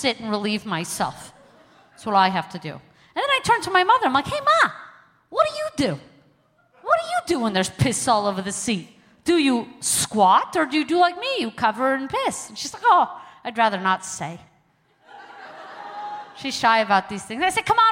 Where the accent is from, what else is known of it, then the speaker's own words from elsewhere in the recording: New York City, New York, United States; moved away; also born or lived in Calgary, Canada; I'm originally from Crown Heights, Brooklyn, New York